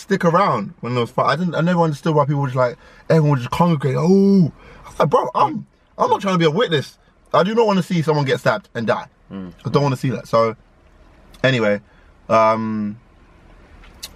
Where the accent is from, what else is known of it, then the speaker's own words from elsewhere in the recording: London, United Kingdom; growing up in London, in the inner city